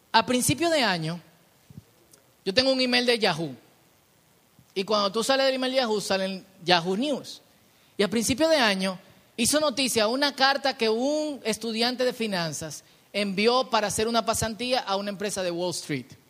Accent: Dominican Republic; hablo como dominicano

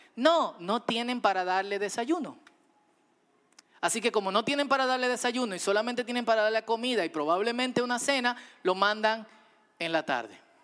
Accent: Dominican Republic; como dominicanos

